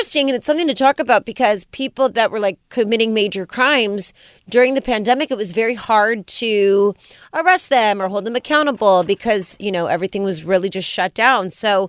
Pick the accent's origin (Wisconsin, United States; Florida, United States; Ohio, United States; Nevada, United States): Nevada, United States; Las Vegas; born or raised there